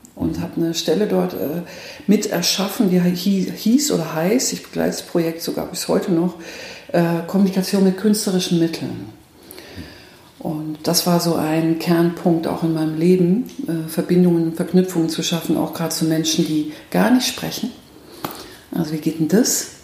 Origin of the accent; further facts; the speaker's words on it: Nuremberg, Bavaria, Germany; moved away as an adult; now in Bielefeld, Germany; Ich komme ursprünglich komme ich aus dem, aus dem Frankenland. Also ich könnte jetzt sozusagen äh, an der Christkindlwahl könnte ich jetzt teilnehmen. Es dürfen nämlich nur gebürtige Nürnbergerinnen